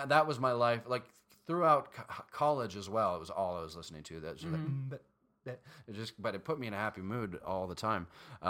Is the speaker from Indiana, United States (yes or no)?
no; Southern California, United States; I grew up in Southern California